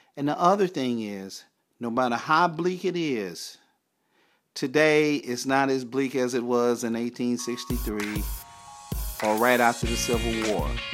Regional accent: Texarkana, Arkansas, United States; as a kid, a teenager growing up in Texarkana, Arkansas

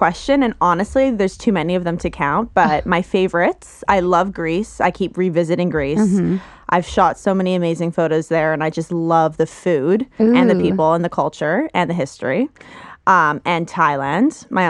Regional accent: Quebec, Canada; moved away as an adult; also born or lived in Toronto; I was born in Toronto, but I was actually raised in Quebec. So kind of where I'm from.

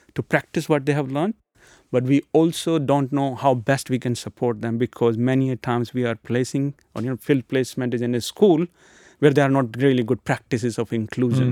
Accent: India; moved away; I come from India, so I had some good connections in India

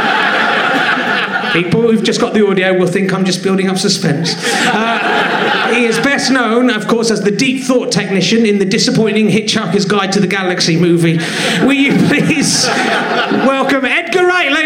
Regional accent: Cheddar, South West England, United Kingdom; now in London, United Kingdom; I grew up in Cheddar and worked at Cheddar Caves.

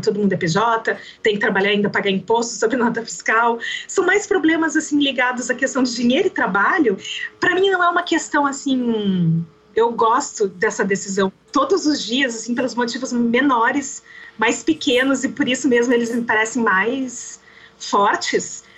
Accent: Santa Rosa, Rio Grande do Sul, Brazil; moved away as an adult; now in Campo Grande, Brazil; eu nasci em Santa Rosa, no Rio Grande do Sul, eu tenho 40 anos e eu estou morando em Campo Grande, no Mato Grosso do Sul

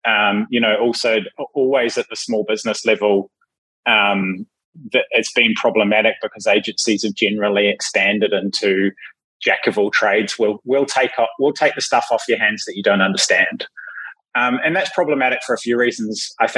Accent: New Zealand; moved away; Yeah, so I'm a Kiwi who hasn't lived in Kiwiland for most of my life.

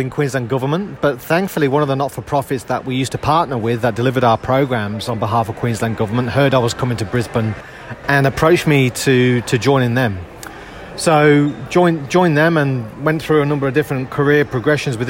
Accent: United Kingdom; moved away as an adult; now in Australia; as you'll gather from my accent, I'm not a local boy to Australia. So I came out to Australia from the UK back in 2008.

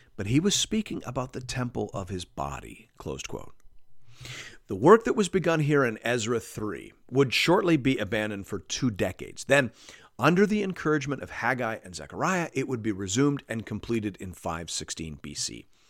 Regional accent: Canada; as a Canadian

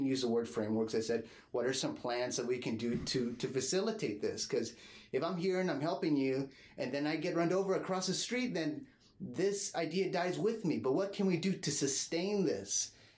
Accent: La Jolla, California, United States; I grew up in La Jolla, and they had an old library which transformed into a new one, got a new building

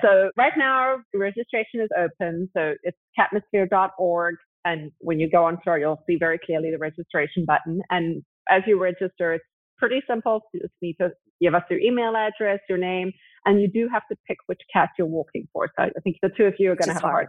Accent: South Africa; also born or lived in Zimbabwe; I actually was born in Zimbabwe and grew up in South Africa

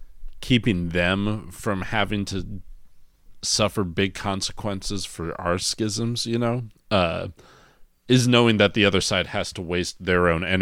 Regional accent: Texas, United States; moved away; I'm from Texas

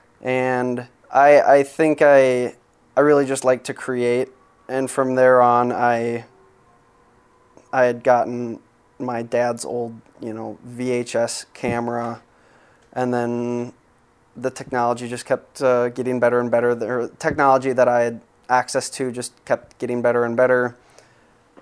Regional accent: Apple Valley, Minnesota, United States; now in Minneapolis, United States; I am from Apple Valley, Minnesota

